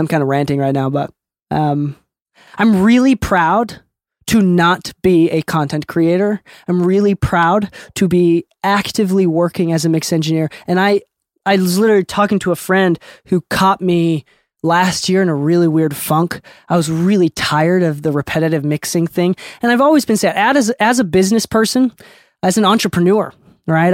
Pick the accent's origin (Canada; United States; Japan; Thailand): Japan; Okinawa; moved away; I'm an island boy, dude. I'm from Okinawa